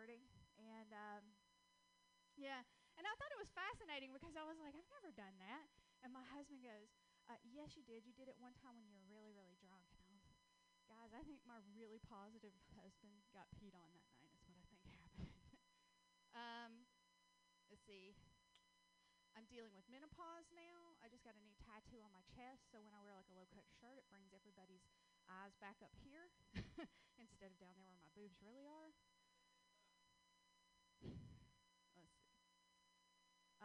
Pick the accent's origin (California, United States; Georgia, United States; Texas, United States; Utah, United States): Georgia, United States; accent: Southern (Georgia); moved away; I'm originally from Georgia. That's where I get this wonderful little accent from. I can't seem to get rid